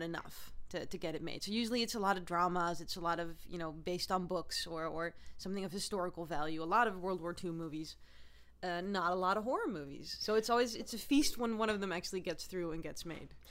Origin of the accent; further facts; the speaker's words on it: Netherlands; moved away; I am from Holland originally